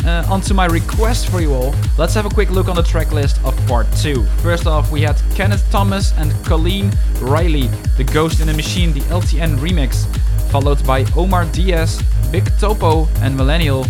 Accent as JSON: {"language": "English", "country": "Netherlands", "said": "I am from the Netherlands"}